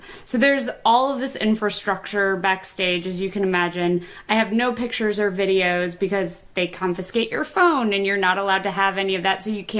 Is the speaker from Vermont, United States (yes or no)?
no; Kalamazoo, Michigan, United States; moved away; also born or lived in Ohio; I'm a Michigan girl. I didn't go to the University of Michigan, but I'm actually from Michigan. I spent 27 years there.